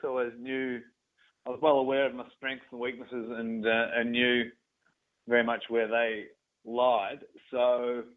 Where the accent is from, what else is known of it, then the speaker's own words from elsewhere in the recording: Ballarat, Victoria, Australia; growing up in Ballarat